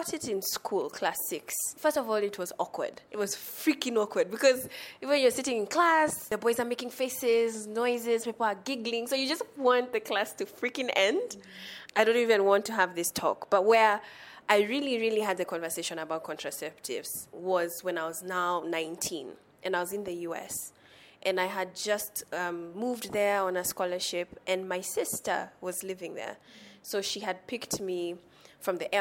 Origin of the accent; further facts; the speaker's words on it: Nairobi, Kenya; I am from Nairobi, born and raised